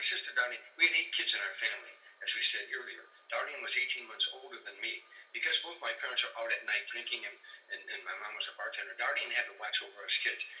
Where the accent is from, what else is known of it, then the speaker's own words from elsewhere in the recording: Harvey, Illinois, United States; moved away; also born or lived in Los Angeles; When I grew up in Harvey